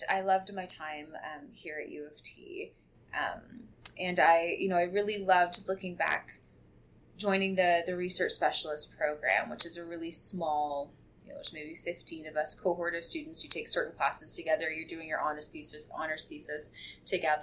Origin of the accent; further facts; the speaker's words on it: Barrie, Ontario, Canada; moved away as an adult; also born or lived in Toronto; Living downtown Toronto, I'm from Barrie, and so I was excited just to come and live in Toronto, living in the dorm away from home